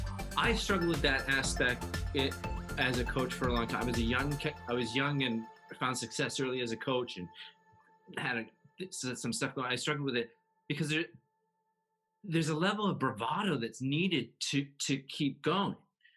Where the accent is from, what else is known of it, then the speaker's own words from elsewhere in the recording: Canada; I'm a Canadian.